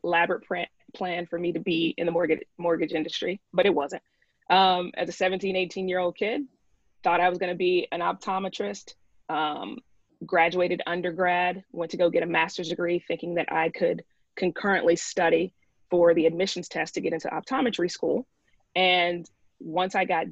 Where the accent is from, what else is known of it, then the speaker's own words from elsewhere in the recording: Tuscaloosa, Alabama, United States; now in New York, United States; I am from Tuscaloosa